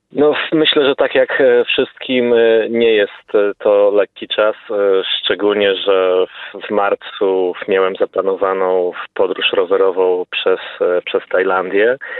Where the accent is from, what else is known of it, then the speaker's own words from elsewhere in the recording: Poland; jako Polak